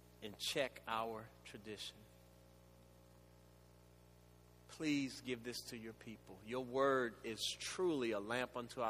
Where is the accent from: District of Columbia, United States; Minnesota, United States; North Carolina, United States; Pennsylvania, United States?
District of Columbia, United States; Washington; Growing up in the Washington, D.C. area, which was Chocolate City at that time